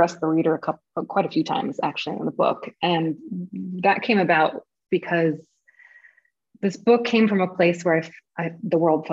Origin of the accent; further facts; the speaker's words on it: Los Angeles, California, United States; moved away as an adult; now in Berlin, Germany; I'm from Southern California